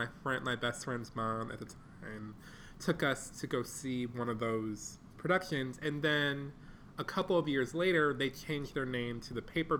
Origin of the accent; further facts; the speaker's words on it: Detroit, Michigan, United States; I'm from Detroit, Michigan